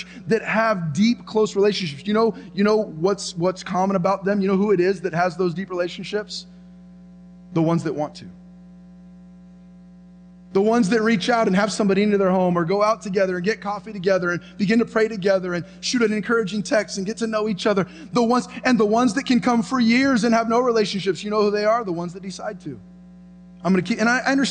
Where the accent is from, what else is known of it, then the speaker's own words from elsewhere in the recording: United States; I was born in America. I've lived in America